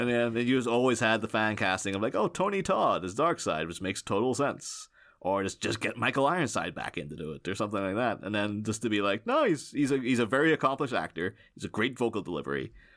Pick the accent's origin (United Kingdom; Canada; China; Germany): United Kingdom; Northern Ireland; I'm, um, I'm Irish. I don't always say Irish, but some people say specifically Northern Irish